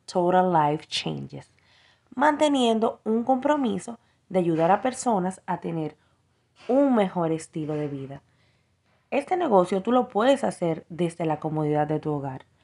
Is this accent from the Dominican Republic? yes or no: yes; Dominican Republic; now in Miami, United States; Hola, hola, muy buenas noches. … soy de República Dominicana pero actualmente radico en Miami, Florida.